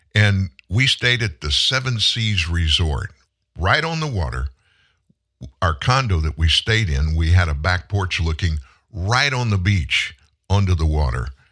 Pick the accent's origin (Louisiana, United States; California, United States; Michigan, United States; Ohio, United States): Louisiana, United States; South; also born or lived in South Texas; I grew up in South Louisiana and came to North Louisiana when I was in high school